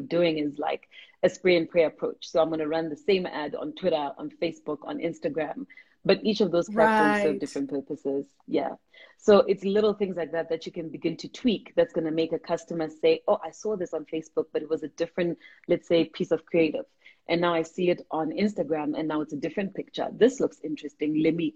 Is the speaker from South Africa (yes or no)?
yes; South Africa; we're proudly South African, we're proudly African